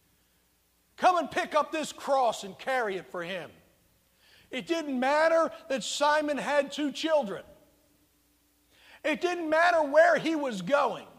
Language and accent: English; United States; I'm not born in communist China, but I was born in America